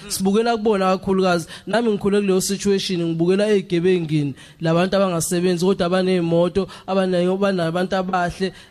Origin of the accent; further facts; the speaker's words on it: KwaMashu, KwaZulu-Natal, South Africa; ekhaya kwaMashu kwa G section eBrazil.